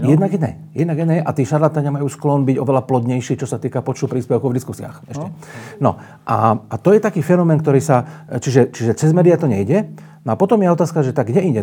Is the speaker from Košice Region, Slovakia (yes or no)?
no; Bratislava, Bratislava Region, Slovakia; moved away; ja som tiež z Bratislavy, celý život som prežil v Bratislave alebo mimo Slovenska.